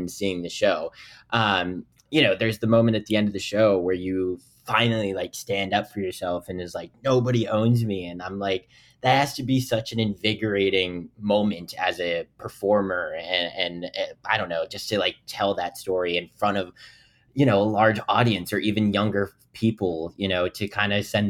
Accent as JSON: {"language": "English", "region": "Ohio", "country": "United States", "said": "I'm like basically from Ohio"}